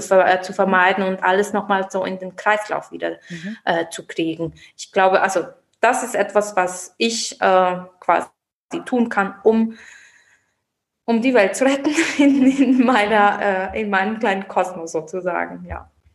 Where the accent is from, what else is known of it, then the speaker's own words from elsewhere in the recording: Basel, Basel-Stadt, Switzerland; moved away as an adult; now in Mainz, Germany; ich selbst bin Schweizerin aus Basel